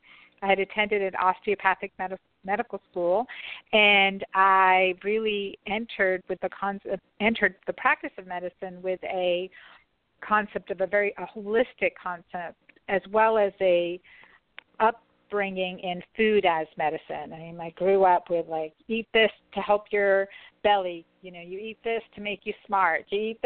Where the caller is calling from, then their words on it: St. Simons Island, Georgia, United States; I am calling in from St. Simon's Island, Georgia.